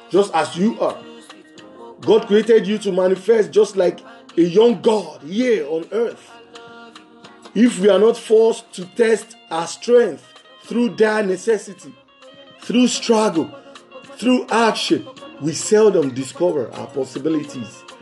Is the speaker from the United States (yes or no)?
no; Nigeria; from Nigeria, and it's still Jesus for the street.